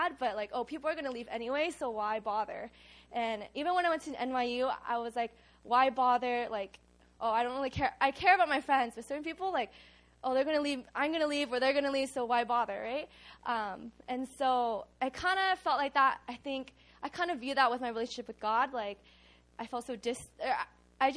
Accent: United States; now in Korea; I grew up in the States

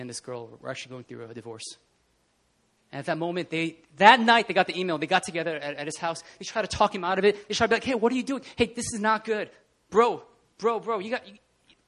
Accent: New Jersey, United States; accent: Jersey; moved away as an adult; I'm from Jersey. When I get really animated, my Jersey accent comes out.

